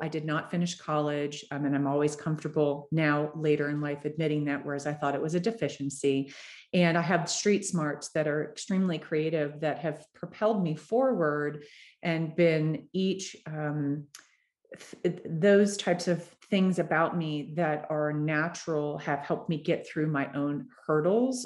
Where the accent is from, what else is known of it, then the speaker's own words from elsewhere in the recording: Florida, United States; now in Denver, United States; I'm from Florida